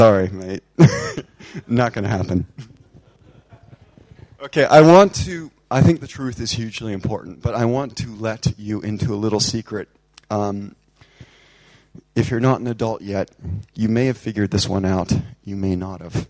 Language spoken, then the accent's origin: English; United States; now in England, United Kingdom; I love being an American, but I much prefer living here right now